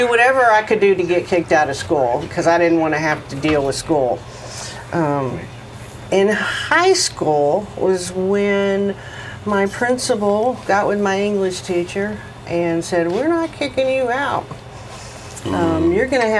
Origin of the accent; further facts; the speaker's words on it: Texas, United States; moved away as an adult; also born or lived in Florida; now in Dallas, United States; I moved here from Florida, but I was raised in Texas